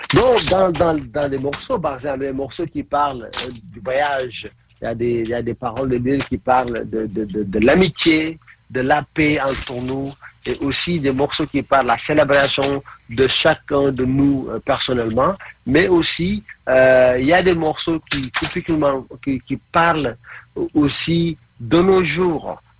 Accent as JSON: {"language": "French", "country": "Senegal", "also_born_or_lived": "Norway / India", "first_language": "Mandinka", "second_language": "French", "moved": "as an adult", "lives_now": "England, United Kingdom", "said": "je suis du Sénégal"}